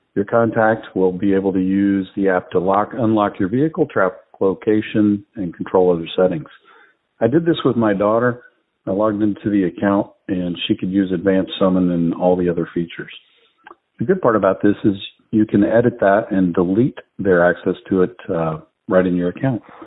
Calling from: Atlanta, Georgia, United States; I'm calling from the Atlanta area.

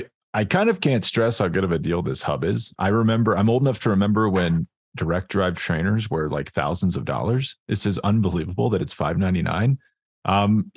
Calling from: Boulder, Colorado, United States; also born or lived in Hawaii; I'm from Boulder, Colorado. It's freezing cold.

